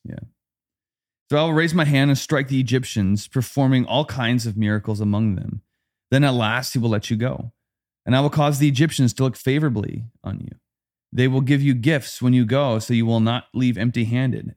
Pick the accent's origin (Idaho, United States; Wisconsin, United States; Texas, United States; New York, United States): Wisconsin, United States; growing up, I grew up in Wisconsin.